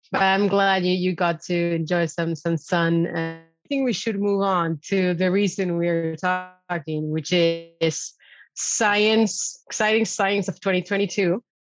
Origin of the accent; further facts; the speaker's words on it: Argentina; now in Netherlands; I'm way down south in my hometown in Argentina